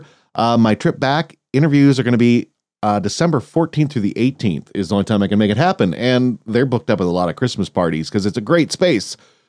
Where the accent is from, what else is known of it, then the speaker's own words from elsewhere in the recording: Great Falls, Montana, United States; Reggie Watts is actually from my hometown in Great Falls.